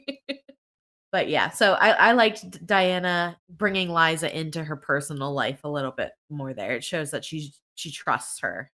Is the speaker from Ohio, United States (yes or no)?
no; Pennsylvania, United States; I'm from Pennsylvania